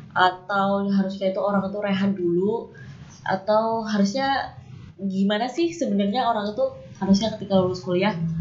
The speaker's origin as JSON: {"language": "Indonesian", "region": "Java", "country": "Indonesia", "said": "kita berdua dari Jawa"}